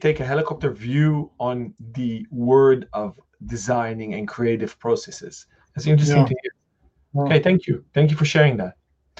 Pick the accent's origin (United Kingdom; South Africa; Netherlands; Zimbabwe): Netherlands; I'm Dutch.